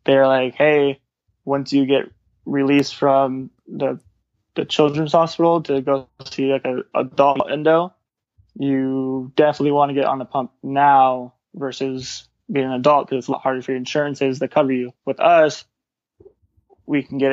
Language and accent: English; Orange County, California, United States; my hometown is Orange County in Orange County.